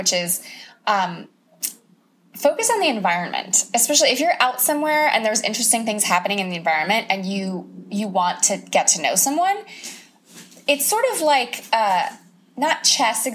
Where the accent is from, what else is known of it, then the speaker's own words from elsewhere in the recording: Oahu, Hawaii, United States; I'm from Oahu. I'm from Hawaii